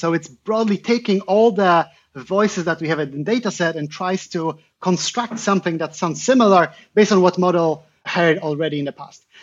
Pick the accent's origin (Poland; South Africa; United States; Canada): Poland; I'm originally from Poland